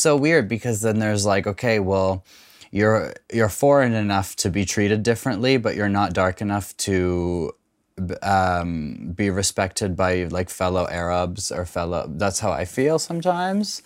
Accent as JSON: {"language": "English", "country": "Canada", "tie": "born or raised there", "said": "I grew up mostly in Canada"}